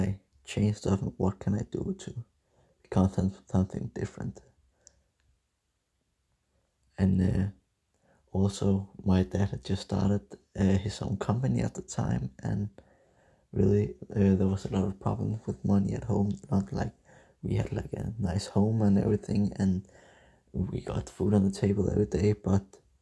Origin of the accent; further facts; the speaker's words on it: Denmark; English is a second language; I'm from Denmark